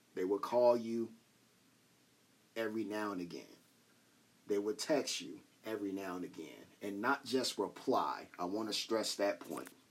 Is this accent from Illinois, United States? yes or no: yes; Chicago, Illinois, United States; I'm dude from Chicago